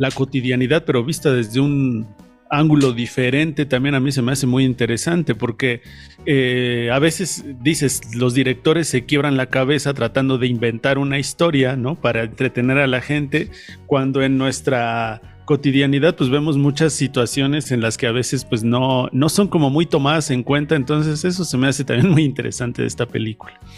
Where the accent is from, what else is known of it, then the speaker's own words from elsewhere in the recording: Mexico; aquí en una cultura como la mexicana